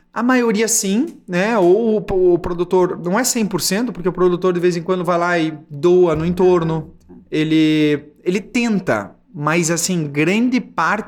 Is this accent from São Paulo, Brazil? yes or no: no; Curitiba, Paraná, Brazil; sou de Curitiba